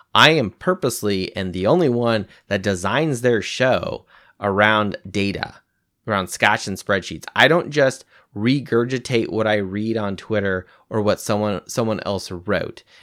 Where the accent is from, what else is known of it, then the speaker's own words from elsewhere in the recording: California, United States; moved away; I'm originally from the West Coast. I'm from California